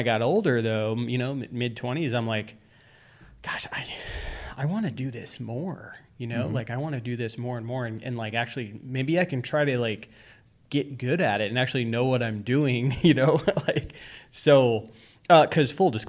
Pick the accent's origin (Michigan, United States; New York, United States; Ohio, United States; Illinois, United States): New York, United States; now in Arizona, United States; back then we lived in New York